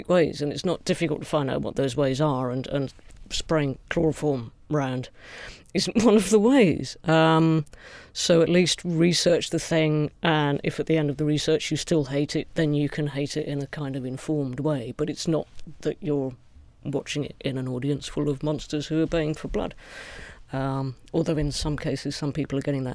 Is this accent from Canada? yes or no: no; United Kingdom; as a British person